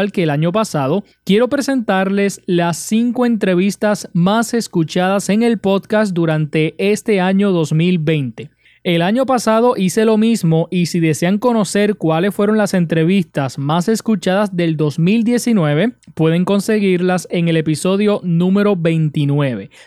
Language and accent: Spanish; Arecibo, Puerto Rico; Somos del pueblo de Arecibo.